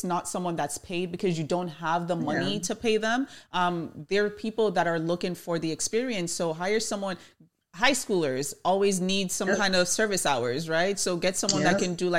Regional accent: Jamaica; I'm Jamaican

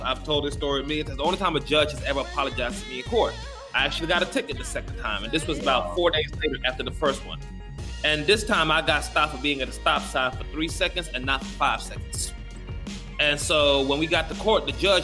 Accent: Macon, Georgia, United States; moved away as an adult; also born or lived in Gambia / North Carolina / Rio de Janeiro, Brazil; I grew up in Macon, Georgia. I went to a Central High School in Macon, Georgia.

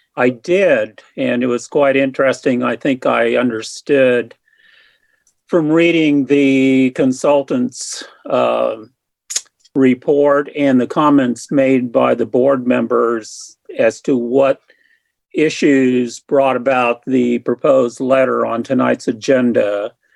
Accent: Hutchinson, Kansas, United States; moved away as an adult; also born or lived in Wichita; now in Lawrence, United States; I'm originally from Hutchinson, and I've lived in Lawrence since 1979 when I went to law school here.

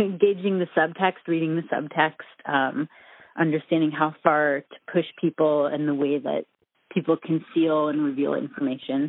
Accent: Minnesota, United States; moved away as an adult; also born or lived in New York; I'm from Minnesota originally

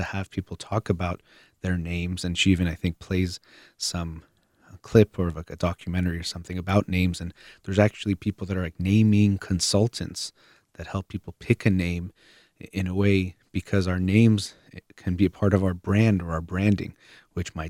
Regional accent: United States; I myself am Iranian-American and consider myself American

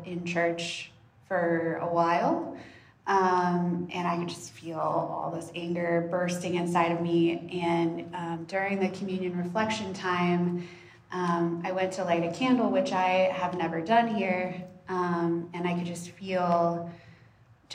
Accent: Texas, United States; I grew up in Texas, deeply entrenched in Southern evangelical culture

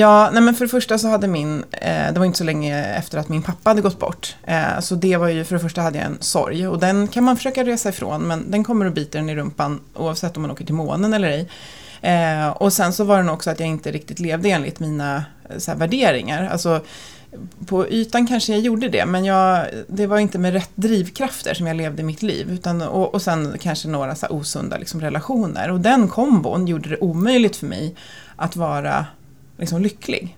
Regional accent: Stockholm, Stockholm County, Sweden; vi är födda och uppvuxna på två olika pendeltågslinjer i Stockholm. Så att jag är på Bålstalinjen

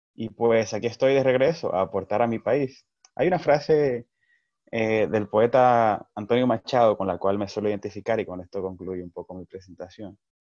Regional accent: Dominican Republic; como dominicanos

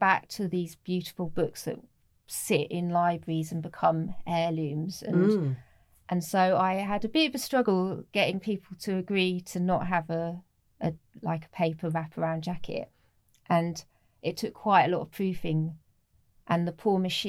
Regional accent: North Norfolk, East of England, United Kingdom; also born or lived in Dulwich, London; now in London, United Kingdom; I grew up in North Norfolk.

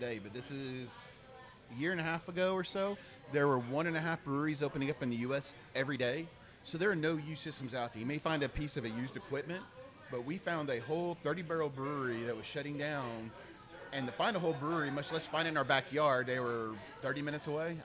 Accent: Pearland, Texas, United States; I grew up in Pearland, moved there at the end of 1979, went to grade school or elementary school all the way through high school, graduated there

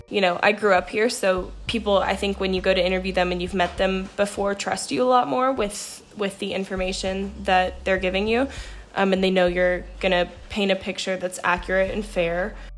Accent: Roanoke, Virginia, United States; I'm from Roanoke, Virginia, and we have a pretty strong arts scene down here

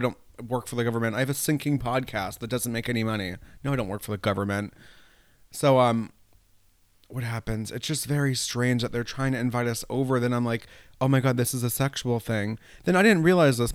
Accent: New York, United States; also born or lived in Italy; now in Rye, United States; I grew up in New York State.

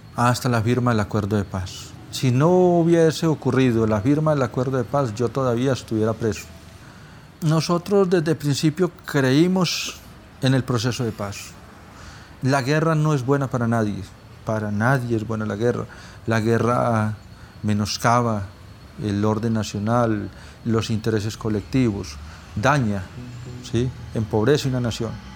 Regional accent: Pereira, Risaralda, Colombia; moved away as an adult; also born or lived in Valle del Cauca / Meta; Nací en, en Pereira

